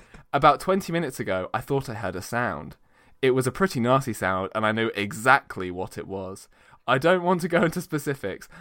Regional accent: United Kingdom; We're very British

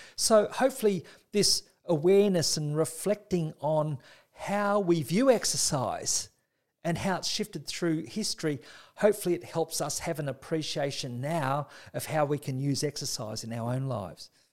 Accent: Australia; as an Australian

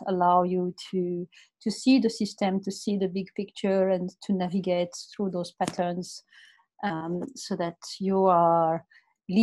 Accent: Morocco; moved away as an adult; also born or lived in France; now in Australia; I'm coming from Morocco, and I did a Master of Commerce in France, and then I came to Australia 20 years ago to do an MBA

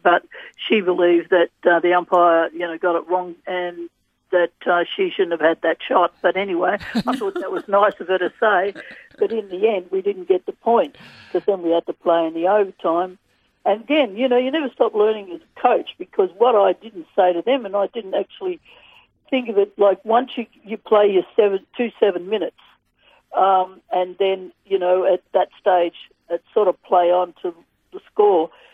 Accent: Australia; being an Australian

